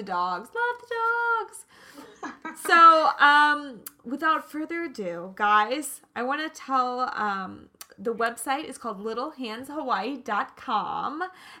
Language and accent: English; Kansas, United States; I'm from Kansas, so I always say things probably a little bit differently